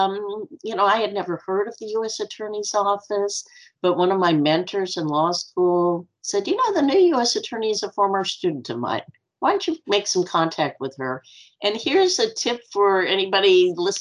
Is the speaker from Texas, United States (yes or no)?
no; Los Angeles, California, United States; I'm from Los Angeles